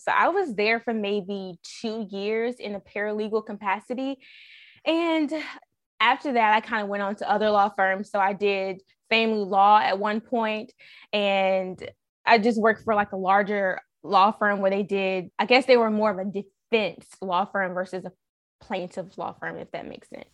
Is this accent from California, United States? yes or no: no; Raleigh, North Carolina, United States; I'm from Raleigh